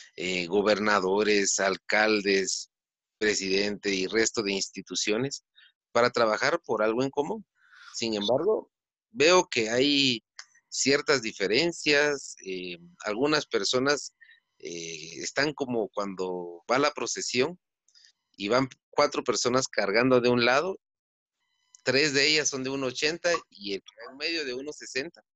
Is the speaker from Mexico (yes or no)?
no; Guatemala; si somos guatemaltecos